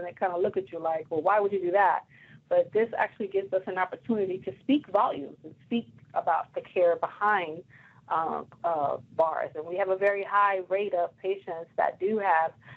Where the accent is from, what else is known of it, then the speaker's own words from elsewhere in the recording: New York City, New York, United States; moved away; I'm from Brooklyn, New York